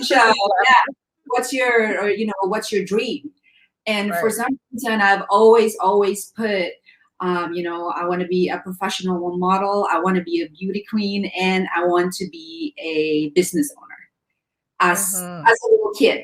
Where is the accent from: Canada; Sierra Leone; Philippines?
Philippines; growing up in the Philippines